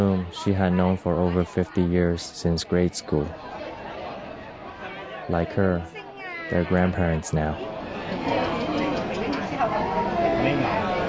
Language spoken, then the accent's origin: English; United States; growing up in America.